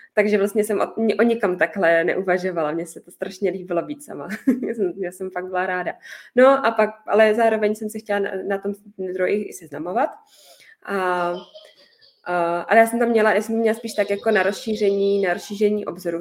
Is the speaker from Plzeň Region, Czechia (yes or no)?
yes; Pilsen, Plzeň Region, Czechia; já jsem chodila na ten čírny tady u nás v Plzni